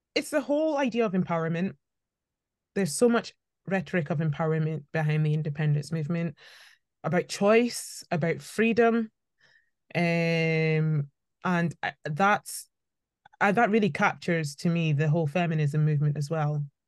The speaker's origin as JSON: {"language": "English", "region": "Scotland", "country": "United Kingdom", "tie": "born or raised there", "also_born_or_lived": "Birmingham", "said": "I schooled in, in, in Scotland"}